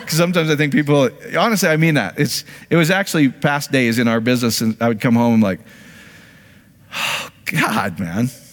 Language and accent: English; Iowa, United States; I grew up in Iowa.